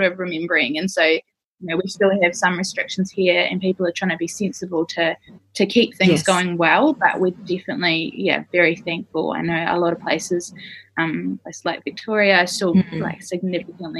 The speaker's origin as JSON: {"language": "English", "town": "Christchurch", "region": "Canterbury", "country": "New Zealand", "also_born_or_lived": "Canberra, Australia / United States", "moved": "as an adult", "lives_now": "Perth, Australia", "said": "I'm from Christchurch in New Zealand, but I had made a home for myself in Canberra in Australia"}